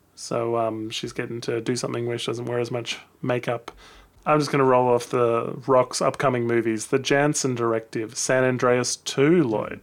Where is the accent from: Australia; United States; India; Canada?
Australia; I'm an Aussie